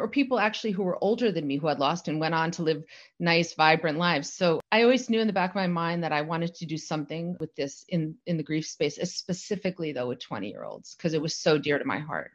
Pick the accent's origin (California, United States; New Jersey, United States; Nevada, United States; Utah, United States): New Jersey, United States; I grew up in New Jersey